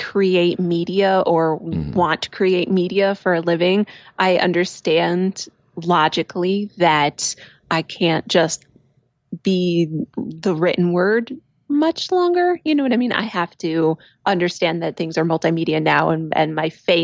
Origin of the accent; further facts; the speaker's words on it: Connecticut, United States; moved away; I'm from Connecticut. Yeah. I am a very demure Yankee lady.